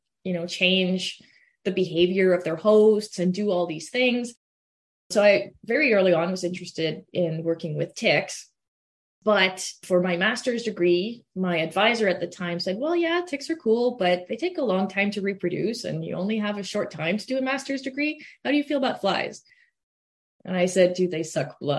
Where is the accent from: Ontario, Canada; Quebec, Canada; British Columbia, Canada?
Quebec, Canada; English is a second language; moved away as an adult; also born or lived in Lethbridge, Alberta; now in Manitoba, Canada; I'm originally from Quebec. That's where I grew up, and that's where I did all my school through undergrad and everything in French.